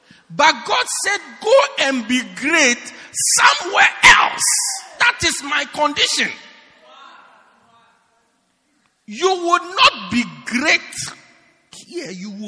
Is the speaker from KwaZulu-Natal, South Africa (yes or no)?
yes; Pietermaritzburg, KwaZulu-Natal, South Africa; Why do you want to make me great at Newcastle when I am from Pietermaritzburg?